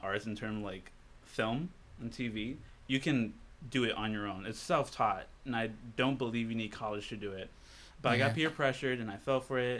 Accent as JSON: {"language": "English", "town": "Roselle", "region": "New Jersey", "country": "United States", "tie": "born or raised there", "also_born_or_lived": "Elizabeth, New Jersey", "said": "I am from New Jersey, Roselle. Born in Elizabeth, moved to Roselle."}